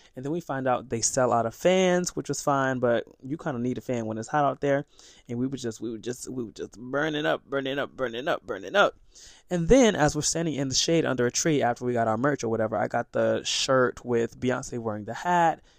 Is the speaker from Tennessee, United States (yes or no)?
no; Sarasota, Florida, United States; I'm from Sarasota, Florida